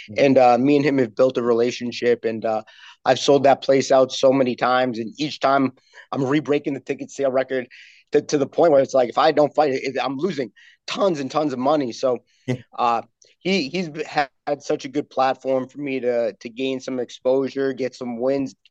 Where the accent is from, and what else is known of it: Massachusetts, United States; born or raised there; also born or lived in Connecticut